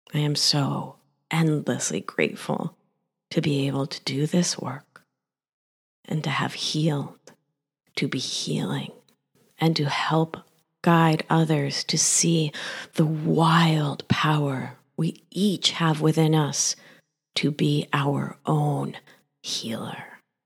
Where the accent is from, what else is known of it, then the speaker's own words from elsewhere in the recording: Rhode Island, United States; accent: thick Argentine accent; also born or lived in Mar del Plata, Argentina / West Philadelphia; Growing up in the great state of Rhode Island was lonely